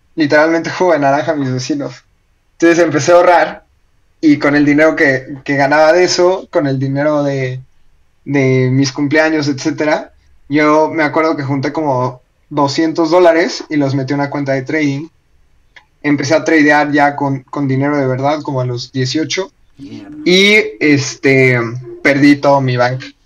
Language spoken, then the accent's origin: Spanish; Mexico; now in Colombia; si son mexicanos como yo